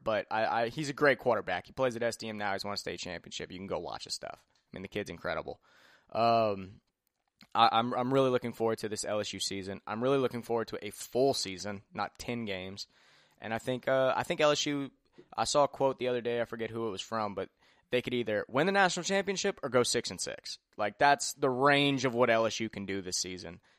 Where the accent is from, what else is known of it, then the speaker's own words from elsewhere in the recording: Opelousas, Louisiana, United States; also born or lived in Lafayette, Louisiana; I'm from Opelousas